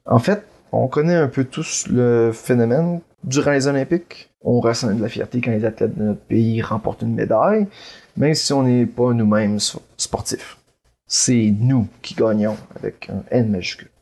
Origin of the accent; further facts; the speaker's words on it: Quebec, Canada; je suis, par exemple, québécois